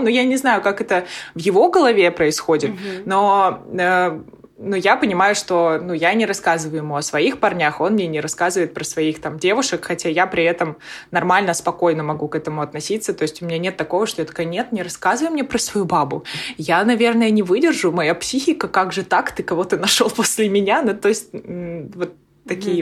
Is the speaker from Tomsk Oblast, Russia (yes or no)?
no; Nakhodka, Primorsky Krai, Russia; moved away as an adult; я вообще родом из Находки, это на Дальнем Востоке